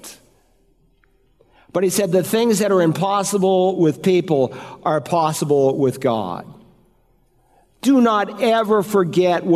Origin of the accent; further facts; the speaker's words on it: Worcester, Massachusetts, United States; a little town called Worcester, Massachusetts, where I am from